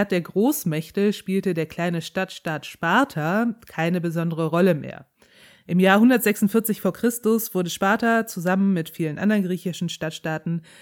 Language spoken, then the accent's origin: German; Rhineland, Germany; Ich komme aus dem Rheinland, kann ich nicht.